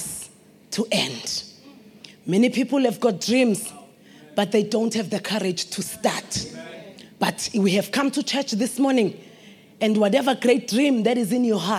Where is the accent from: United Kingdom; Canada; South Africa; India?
South Africa; Delmas, Mpumalanga; We are from Delmas. We have a road there